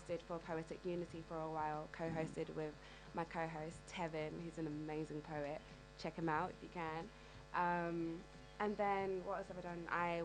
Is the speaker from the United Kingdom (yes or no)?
yes; London, United Kingdom; I'm from the East End of London